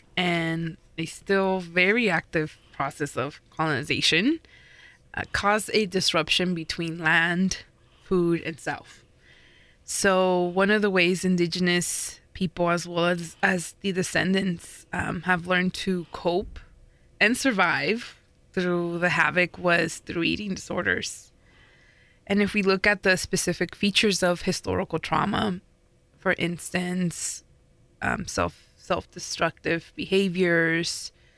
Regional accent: Riverside, California, United States; I grew up in Riverside where there was a DIY punk scene

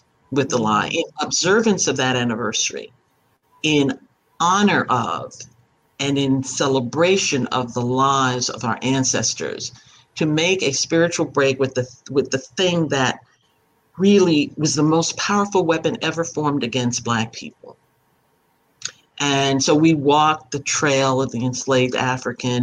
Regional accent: Panama; I was born in Panama of West Indian parents.

